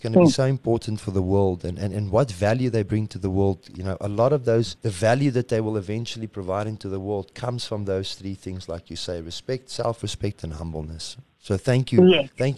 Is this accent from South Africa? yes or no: yes; South Africa; we say we're South African